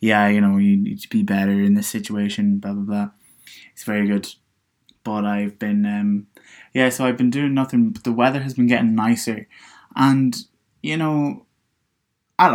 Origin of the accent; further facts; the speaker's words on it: Donegal, Ulster, Ireland; moved away as an adult; now in Dublin, Ireland; when I was moving from Donegal, I thought, look, hey, let's move to Dublin